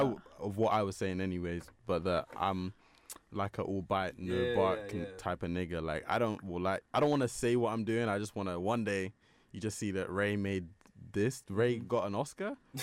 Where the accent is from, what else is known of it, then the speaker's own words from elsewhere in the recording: Nigeria; Bro, we're just Nigerian.